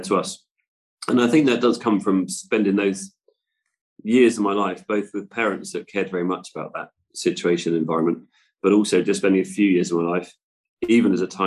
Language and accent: English; West Cornwall, South West England, United Kingdom; our part of the world, in West Cornwall. So obviously it wasn't the immediate thing I did when I left school, but I went into building as a Cornish mason